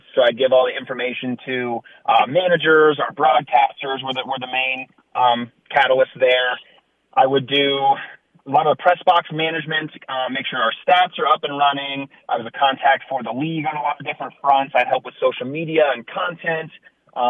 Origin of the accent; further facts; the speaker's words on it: Ohio, United States; moved away; I'm originally from Ohio